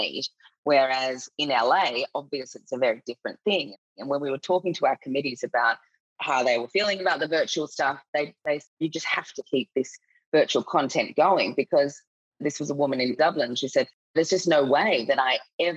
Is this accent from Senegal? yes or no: no; Australia; accent: Australian; moved away as an adult; now in Singapore; I'm Australian. You can probably tell by my accent